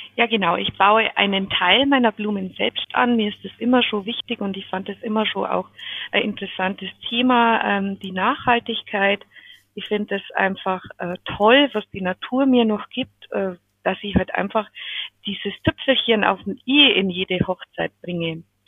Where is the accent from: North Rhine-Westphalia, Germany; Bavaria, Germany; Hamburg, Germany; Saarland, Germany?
Bavaria, Germany; Pöttmes; accent: Bavarian; mein bayerischer äh, Dialekt ist jetzt nicht so schlimm, weil im Hochdeutsch tue ich mir eher schwer. ich bin aus dem Raum Pöttmes, das ist bei, zwischen Eichach, Neuburg ähm, und Augsburg.